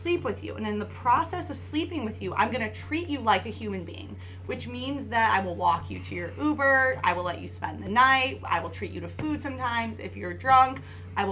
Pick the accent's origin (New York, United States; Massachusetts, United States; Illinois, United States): Illinois, United States; South suburbs of Chicago; now in Chicago, United States; South suburbs of Chicago